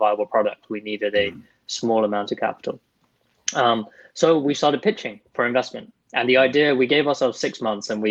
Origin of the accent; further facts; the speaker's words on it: United Kingdom; a British Muslim